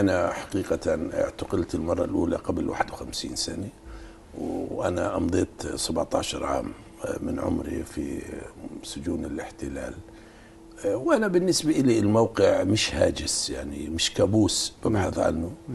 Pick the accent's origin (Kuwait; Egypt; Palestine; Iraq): Palestine; إحنا يعني كفلسطينيين نعتز